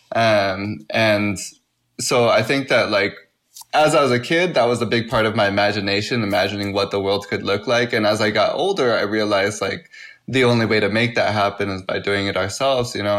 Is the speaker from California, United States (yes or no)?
yes; Santa Ana, California, United States; I grew up in Santana. Um, I like to say I'm born and raised in Santana